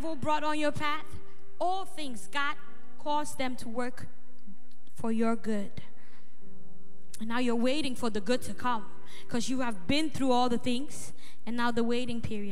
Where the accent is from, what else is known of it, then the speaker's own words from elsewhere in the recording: Ghana; now in Netherlands; where I originally come from, I come from Ghana